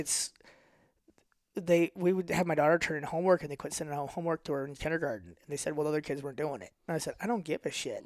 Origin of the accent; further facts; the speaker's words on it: St. Louis, Missouri, United States; accent: North County; also born or lived in Wentzville / Ferguson / Florissant; I always have my North County accent